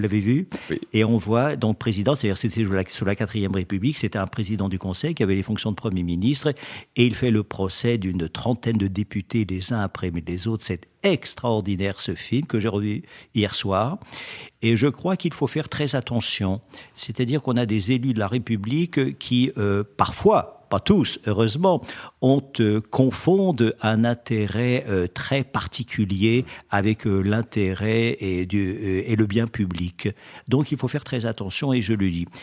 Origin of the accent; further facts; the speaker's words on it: Alsace, Grand Est, France; je suis alsacien